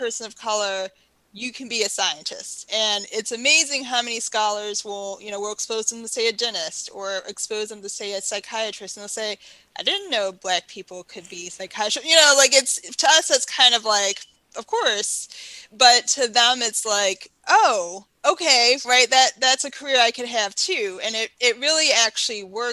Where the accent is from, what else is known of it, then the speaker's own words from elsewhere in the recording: Baltimore, Maryland, United States; So I grew up in Baltimore City